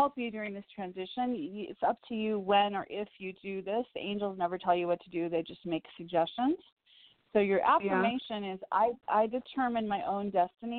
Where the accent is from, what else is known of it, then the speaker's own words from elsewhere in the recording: Evanston, Illinois, United States; I was born in Evanston